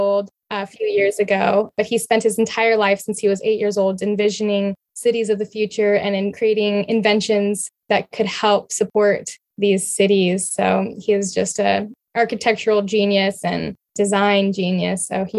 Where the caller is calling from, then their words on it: San Diego, California, United States; I'm from San Diego area right now.